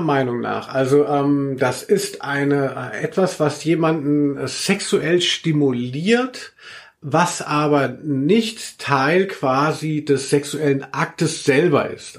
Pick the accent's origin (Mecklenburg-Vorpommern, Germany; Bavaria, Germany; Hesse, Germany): Hesse, Germany; Maintal; born or raised there; also born or lived in Cologne; now in Frankfurt, Germany